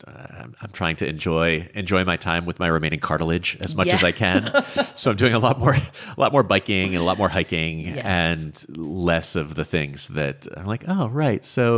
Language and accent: English; New England, United States; growing up in New England, it's a thing that we do every summer, usually with fresh corn out of the fields there.